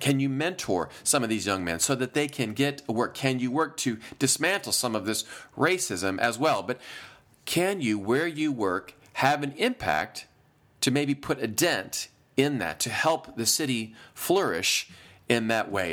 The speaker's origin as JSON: {"language": "English", "region": "Iowa", "country": "United States", "tie": "born or raised there", "moved": "as an adult", "said": "I am from Iowa. I spent the first twenty-four years of my life in Iowa"}